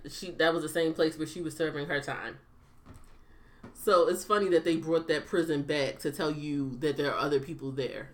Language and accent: English; United States; as an American